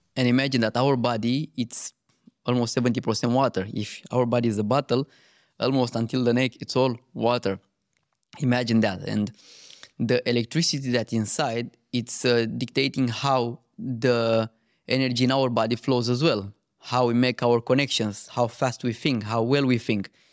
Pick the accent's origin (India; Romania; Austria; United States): Romania; moved away; I grew up in Romania